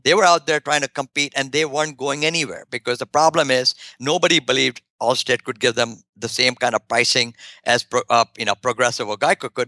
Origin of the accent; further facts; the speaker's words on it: India; moved away; my home country in India